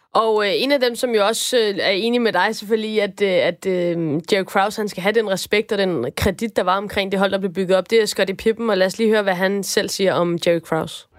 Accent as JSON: {"language": "Danish", "country": "Denmark", "said": "nu er jeg jo dansker"}